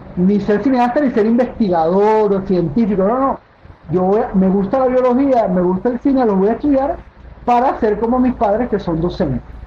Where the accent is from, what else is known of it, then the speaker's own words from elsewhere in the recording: Caracas, Capital District, Venezuela; also born or lived in Maturín, Venezuela; Yo nací en Maturín, como, como te comenté. Pero nací muy pequeño, ya me, me mudé a Caracas.